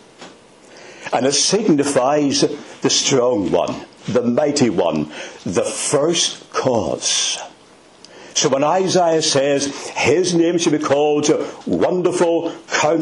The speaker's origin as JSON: {"language": "English", "town": "Belfast", "region": "Northern Ireland", "country": "United Kingdom", "tie": "born or raised there", "said": "I'm not Scottish. I was brought up in the city of Belfast"}